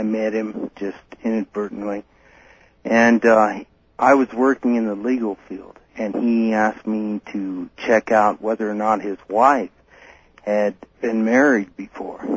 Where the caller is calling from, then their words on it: Denver, Colorado, United States; I'm calling from Denver